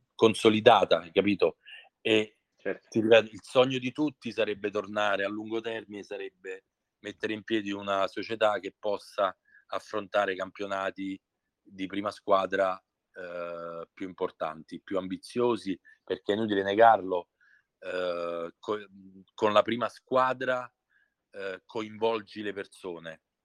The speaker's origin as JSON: {"language": "Italian", "town": "Scauri", "region": "Lazio", "country": "Italy", "tie": "born or raised there", "said": "quando fui convocato per la prima volta con la certo. squadra del mio paese"}